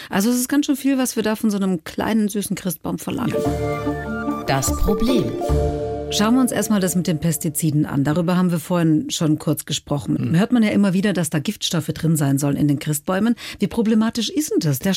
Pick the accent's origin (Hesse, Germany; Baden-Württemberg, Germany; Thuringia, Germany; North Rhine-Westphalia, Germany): Baden-Württemberg, Germany; als Schwäbin weiß ich allerdings, dass die Fichte ein bisschen billiger ist